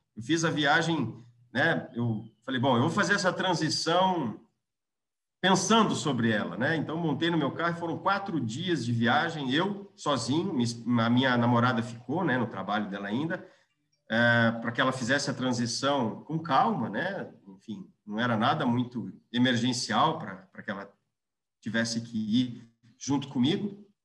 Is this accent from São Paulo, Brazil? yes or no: no; Londrina, Paraná, Brazil; also born or lived in Natal; now in Curitiba, Brazil; eu sou londrinense, tenho 42 anos